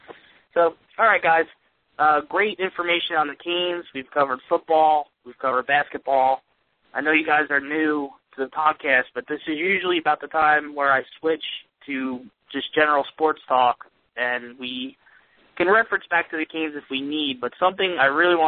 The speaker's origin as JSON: {"language": "English", "region": "New Jersey", "country": "United States", "tie": "born or raised there", "said": "I grew up in Jersey. I grew up as a Jets fan, not a Giants fan."}